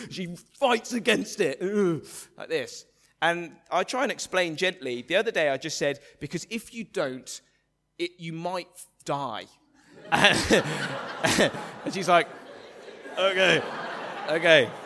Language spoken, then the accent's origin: English; England, United Kingdom; the English, uh, of which I'm a proud member